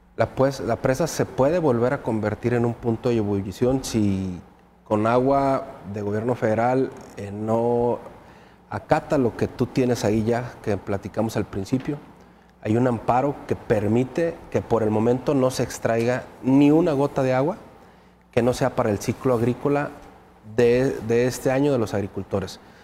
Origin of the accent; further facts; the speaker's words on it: Loma Linda, Chihuahua, Mexico; la gente con la que yo crecí ahí en Loma Linda, municipio de Rosales